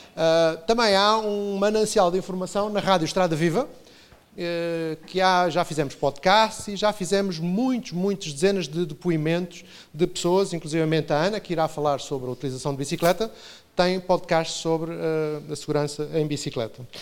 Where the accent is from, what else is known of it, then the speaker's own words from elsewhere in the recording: Portugal; Como somos portugueses